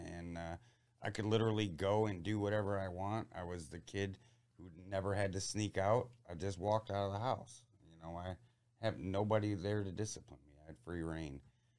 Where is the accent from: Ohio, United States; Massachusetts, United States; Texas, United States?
Ohio, United States; Port Clinton; And, I grew up somewhat in the Port Clinton area, which is, by Put-in Bay and Lonses and Middle Bass.